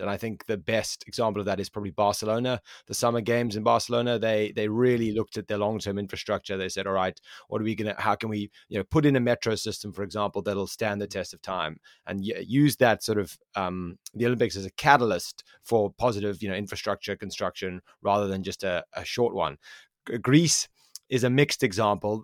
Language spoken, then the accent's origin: English; South Africa; I am from South Africa, and I know for a fact my own country of South Africa